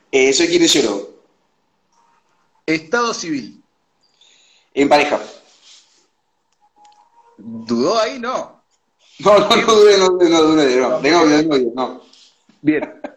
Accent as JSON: {"language": "Spanish", "country": "Argentina", "said": "Somos argentinos, viejo."}